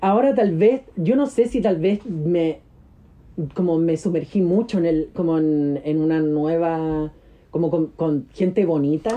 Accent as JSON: {"language": "Spanish", "town": "Santiago", "region": "Santiago Metropolitan Region", "country": "Chile", "tie": "born or raised there", "also_born_or_lived": "Antofagasta, Chile / Miami, United States", "said": "yo crecí en Antofagasta"}